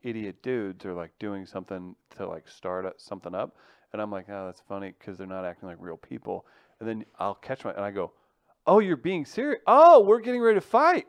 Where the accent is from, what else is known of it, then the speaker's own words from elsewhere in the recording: Farmington, Missouri, United States; now in St. Louis, United States; Farmington, Missouri, where, is where I grew up